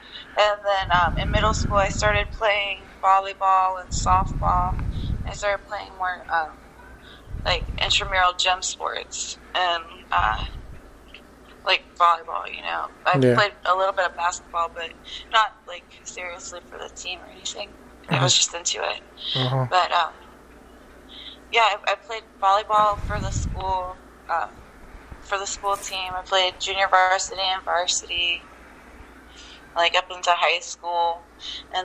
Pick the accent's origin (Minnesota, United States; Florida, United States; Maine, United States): Florida, United States; Jacksonville; also born or lived in North Carolina; I grew up in Jacksonville, Florida